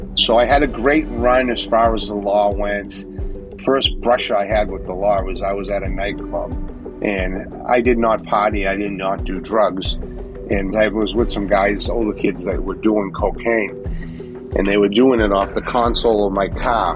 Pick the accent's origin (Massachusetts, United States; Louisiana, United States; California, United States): Massachusetts, United States; Boston; I was born in Boston, Massachusetts, the mean streets of Boston, October of 1962. We lived in a three family home